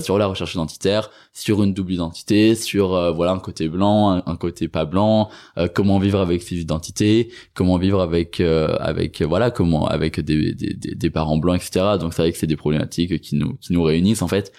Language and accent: French; Cesson-Sévigné, Brittany, France; moved away as an adult; also born or lived in Cambodia; now in Paris, France; je suis parti de Cesson, de Rennes, que je suis arrivé à Paris